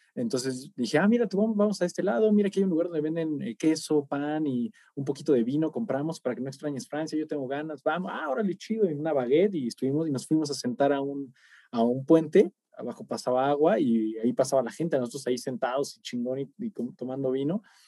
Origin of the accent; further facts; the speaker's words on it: Michoacán, Mexico; somos de pueblo, güey, somos de Michoacán